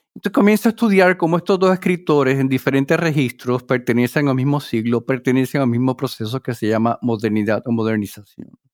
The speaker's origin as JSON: {"language": "Spanish", "town": "Mayagüez", "region": "western Puerto Rico", "country": "Puerto Rico", "tie": "born or raised there", "also_born_or_lived": "New Jersey", "moved": "as an adult", "lives_now": "Worcester, United States", "said": "yo nací en Puerto Rico, en el área oeste, en Mayagüez"}